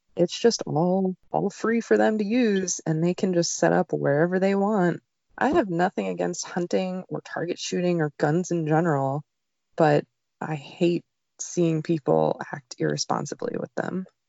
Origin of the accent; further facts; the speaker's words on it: New Jersey, United States; moved away; I grew up in New Jersey, where hunting wasn't allowed on Sundays.